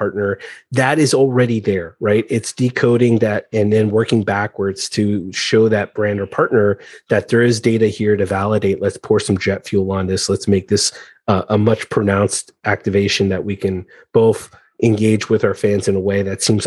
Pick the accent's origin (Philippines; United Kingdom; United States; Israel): United States; I'm American born, but Iranian background